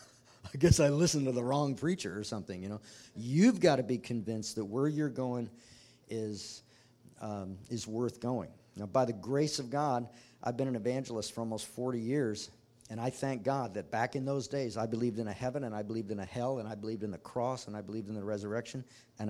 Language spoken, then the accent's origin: English; United States; as citizens of the United States